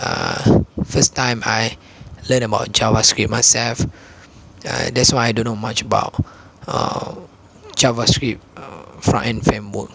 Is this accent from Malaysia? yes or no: yes; Malaysia; first language Malay; English is a second language; I'm a Malaysian myself. I speak Malay instead of English, so I speak Malay all the time. English is just my secondary language